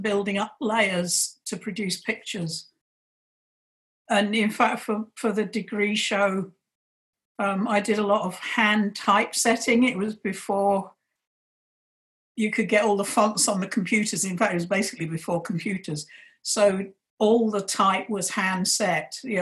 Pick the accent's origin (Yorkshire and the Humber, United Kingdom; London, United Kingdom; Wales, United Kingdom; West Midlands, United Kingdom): London, United Kingdom; moved away as an adult; also born or lived in West Yorkshire; now in Scotland, United Kingdom; I grew up in London and left when I was 19.